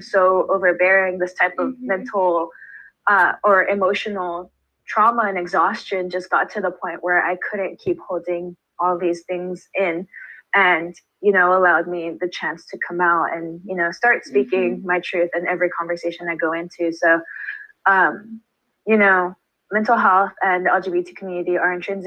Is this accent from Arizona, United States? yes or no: no; Baldwin Park, California, United States; my hometown